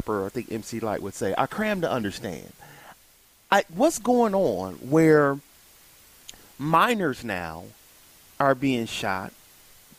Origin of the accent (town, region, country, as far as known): Milwaukee, Wisconsin, United States; born or raised there